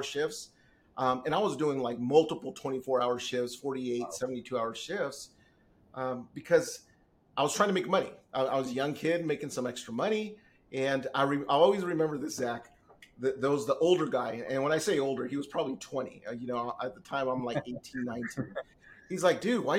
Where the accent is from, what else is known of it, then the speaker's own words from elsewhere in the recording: Southern California, United States; also born or lived in San Diego / Inland Empire; I've lived out here in Southern California all my life. I was literally born in San Diego